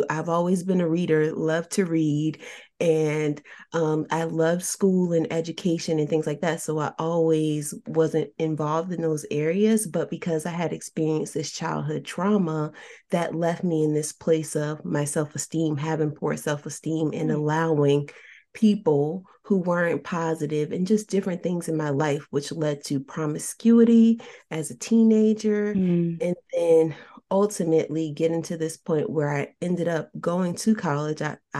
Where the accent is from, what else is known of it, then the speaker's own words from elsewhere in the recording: New Jersey, United States; I was born and raised in New Jersey and grew up in different environments.